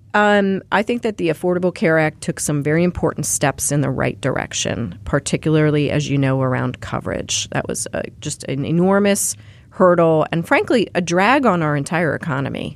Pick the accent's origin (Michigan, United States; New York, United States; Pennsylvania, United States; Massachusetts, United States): Pennsylvania, United States; moved away; the kids that I grew up with in Pennsylvania